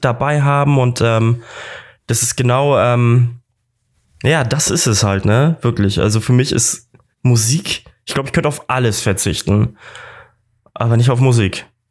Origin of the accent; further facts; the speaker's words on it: Kiel, Schleswig-Holstein, Germany; moved away as an adult; now in Munich, Germany; Props an meine Heimat